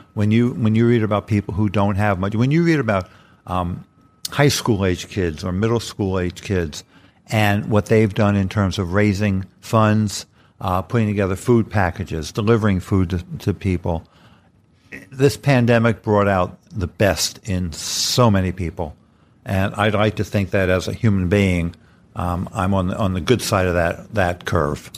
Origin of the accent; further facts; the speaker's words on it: New York City, New York, United States; as a kid growing up in the Bronx